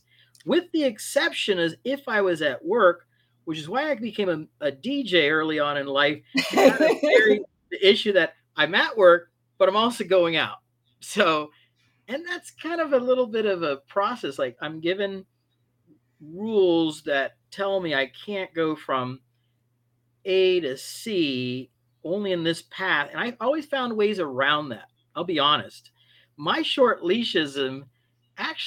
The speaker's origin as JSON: {"language": "English", "town": "Miami", "region": "Florida", "country": "United States", "tie": "born or raised there", "said": "I grew up in Miami to parents of Cuban descent, immigrants that came to the United States"}